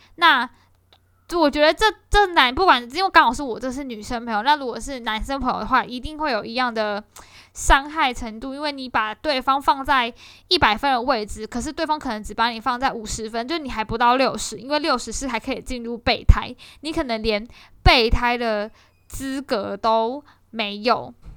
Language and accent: Chinese; Kaohsiung, Taiwan; 身为一个高雄人